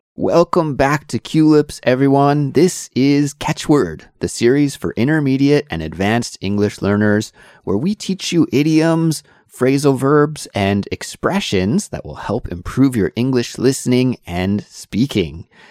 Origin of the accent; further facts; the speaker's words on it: Canada; being a Canadian